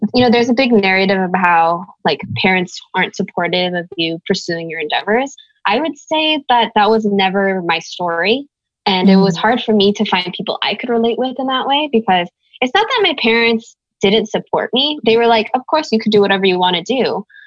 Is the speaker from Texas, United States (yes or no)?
no; Bay Area, California, United States; growing up in the Bay Area